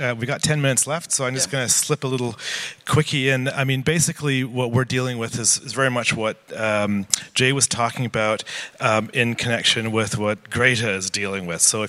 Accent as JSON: {"language": "English", "country": "Canada", "said": "I'm Canadian"}